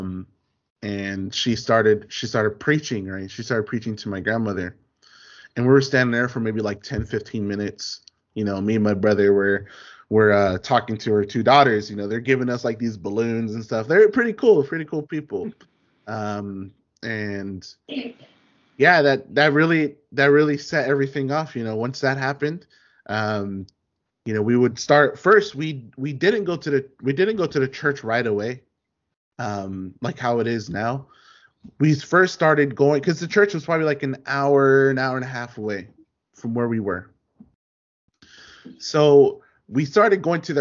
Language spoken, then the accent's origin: English; Inglewood, California, United States; now in Northridge, United States; we used to live in Inglewood. That's where my family's from. That's where they've been, you know, in the 80s and the 90s. You know, we're from Inglewood